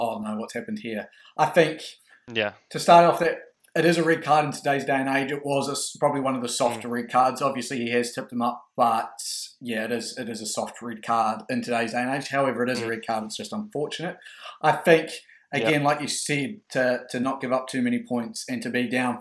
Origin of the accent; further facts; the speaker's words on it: New Zealand; As a New Zealander